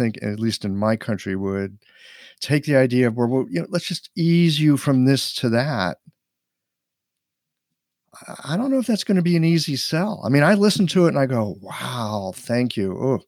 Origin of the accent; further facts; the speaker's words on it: United States; I'm an American